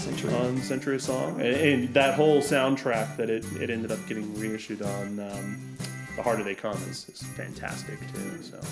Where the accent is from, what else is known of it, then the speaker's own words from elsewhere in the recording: Flagstaff, Arizona, United States; Yeah, I grew up in Flagstaff, Arizona. It's the capital of Trustafarians, at least in the Southwest.